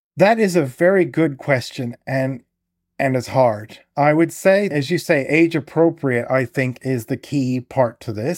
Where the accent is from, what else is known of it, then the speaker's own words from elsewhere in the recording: Oklahoma, United States; now in England; I grew up in Oklahoma